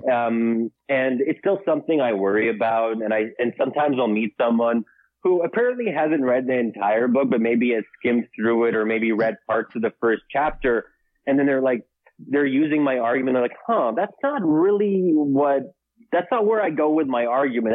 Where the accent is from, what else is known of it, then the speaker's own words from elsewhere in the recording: United States; I'm born and raised here, but originally Egyptian